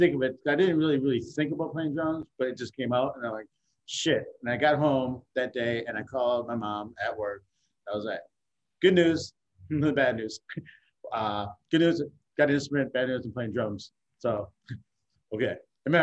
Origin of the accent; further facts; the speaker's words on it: Racine, Wisconsin, United States; now in Milwaukee, United States; Racine, like I moved there like in fifth grade